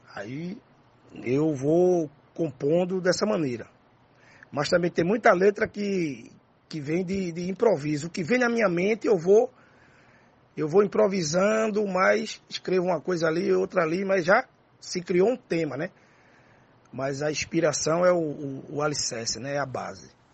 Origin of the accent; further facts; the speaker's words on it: Recife, Pernambuco, Brazil; also born or lived in Nazaré da Mata, Pernambuco; eu fui criado em dois ambientes, né? O urbano e o interiorano, né? O urbano no Alto José do Pinho e o interiorano e a cidade de Nazaré da Mata.